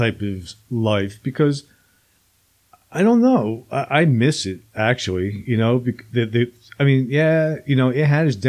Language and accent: English; New Jersey, United States; When I was a kid, I grew up in New Jersey